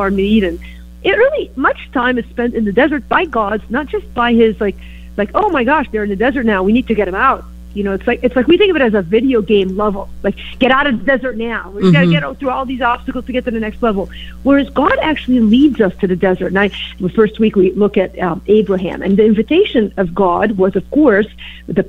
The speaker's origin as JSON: {"language": "English", "town": "Beirut", "region": "Beirut Governorate", "country": "Lebanon", "tie": "born or raised there", "also_born_or_lived": "Green Bay, Wisconsin", "moved": "yes", "lives_now": "Chicago, United States", "said": "I grew up in Beirut, Lebanon, and of course moved to Green Bay, Wisconsin. And then now I settled in Chicago"}